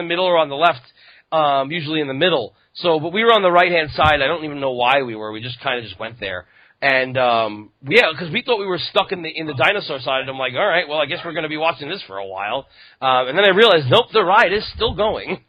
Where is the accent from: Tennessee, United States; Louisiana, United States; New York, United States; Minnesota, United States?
New York, United States; New York